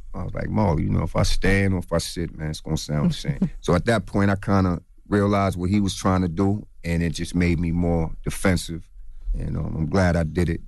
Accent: Long Island, New York, United States; I'm from Long Island

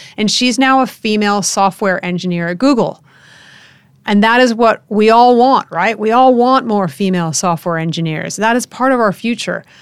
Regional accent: United States; the United States my home country

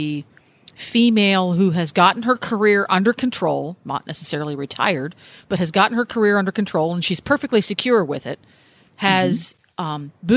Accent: Pennsylvania, United States; moved away as an adult; also born or lived in New England / Massachusetts; now in Ocala, United States; I grew up in the mid-Atlantic. I grew up in Pennsylvania

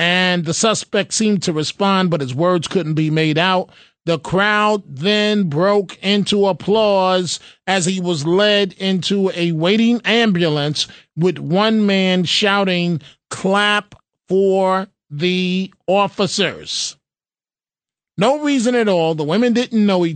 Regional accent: New York City, New York, United States; also born or lived in Seattle, Washington; as a child growing up in the Bronx

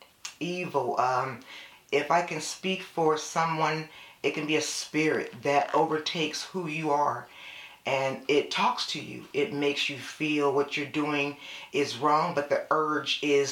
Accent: San Jose, California, United States; now in Elk Grove, United States; I am born and raised in San Jose, California

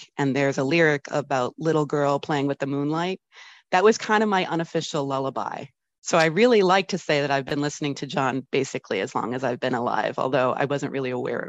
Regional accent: New Orleans, Louisiana, United States; born there; And actually, I was born in New Orleans also.

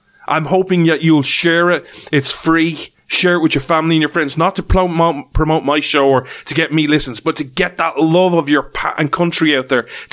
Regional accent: Ireland; as an Irishman, as an outsider

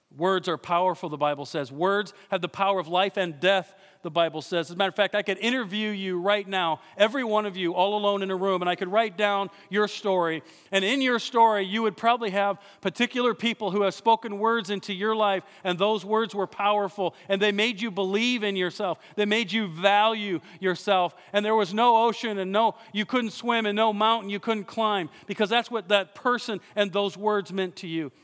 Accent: Iowa, United States; I'm from Iowa.

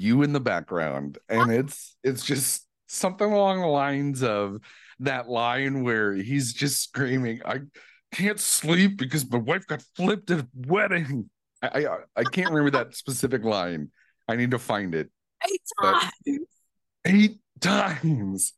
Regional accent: Midwest, United States; now in Los Angeles, United States; I'm so nice and Midwestern

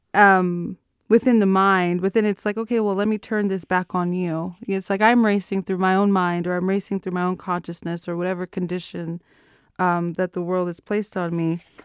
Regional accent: Los Angeles, California, United States; moved away as an adult; now in Oakland, United States; I moved from Los Angeles to uh, Oakland about six years ago because I uh, attended Mills College

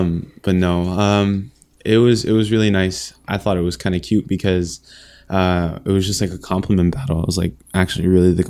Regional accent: Wikwemikong, Ontario, Canada; now in Fort Erie, Canada; I'm from the Eagle Clan and the Wikumakong First Nation. I currently live in Fort Erie.

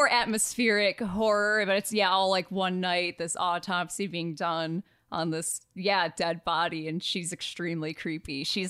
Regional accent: Michigan, United States; moved away; we're originally from Michigan, so everyone, you know, people notice our vowel sounds all the time.

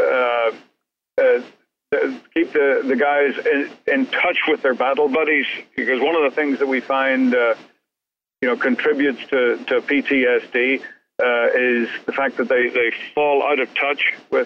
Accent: Northern Ireland, United Kingdom; now in United States; growing up in Northern Ireland in the 60s and 70s

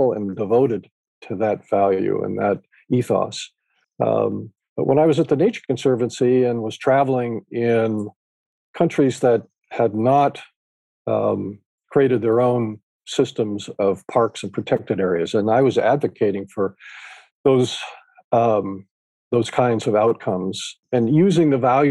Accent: Northern California, United States; I grew up in California. And because of my parents' interests and living in Northern California

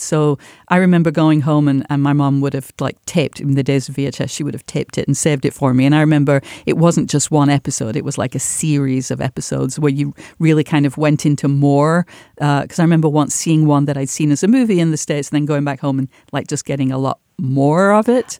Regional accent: Manchester, North West England, United Kingdom; moved away; growing up in Manchester where the show was made

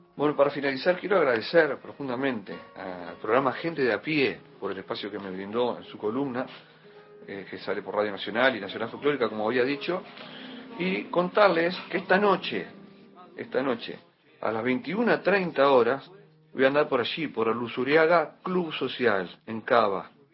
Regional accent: San José de Mayo, San José, Uruguay; soy uruguayo, cantautor, guitarrista, profesor de guitarra nacido en una ciudad que se llama San José de Mayo

